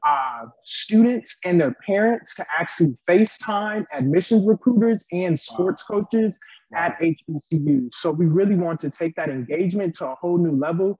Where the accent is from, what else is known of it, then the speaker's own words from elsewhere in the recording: Los Angeles, California, United States; moved away as an adult; also born or lived in Louisiana; I'm from Los Angeles, California